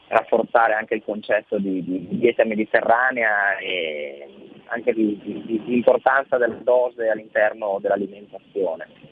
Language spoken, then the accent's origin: Italian; Mirandola, Emilia-Romagna, Italy; io sono di Mirandola